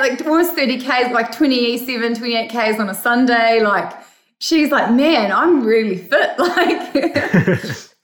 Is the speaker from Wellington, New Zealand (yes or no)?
no; Cambridge, Waikato, New Zealand; New Zealand, Cambridge, my hometown